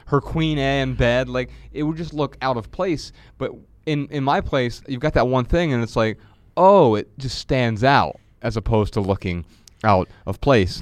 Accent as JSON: {"language": "English", "town": "Dayton", "region": "Ohio", "country": "United States", "tie": "born or raised there", "moved": "yes", "said": "When I traveled back to Dayton, Ohio last month on a quick break from tour, I felt revived by waves of nostalgia as I maneuvered through my hometown"}